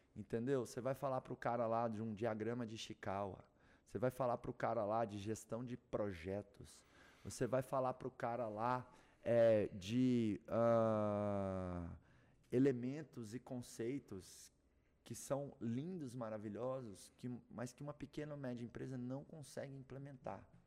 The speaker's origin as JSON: {"language": "Portuguese", "town": "Doverlândia", "region": "Goiás", "country": "Brazil", "tie": "born or raised there", "said": "Nasci lá em Doverlândia"}